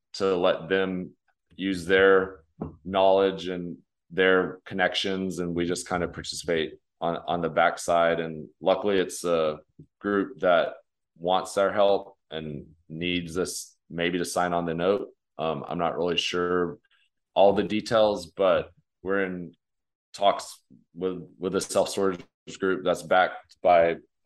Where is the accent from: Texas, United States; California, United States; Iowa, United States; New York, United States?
Texas, United States; West; I grew up in West Texas